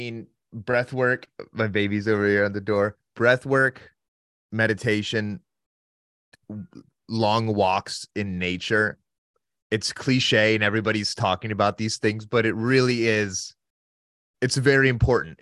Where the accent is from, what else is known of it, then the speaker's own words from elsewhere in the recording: Northern Ohio, United States; now in Santa Barbara, United States; I grew up on the Great Lakes. So Northern Ohio